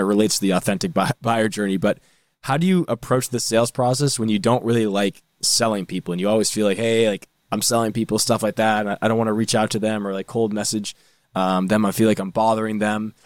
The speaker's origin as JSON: {"language": "English", "area": "North Shore", "region": "Massachusetts", "country": "United States", "said": "I'm actually from the North Shore, not Boston."}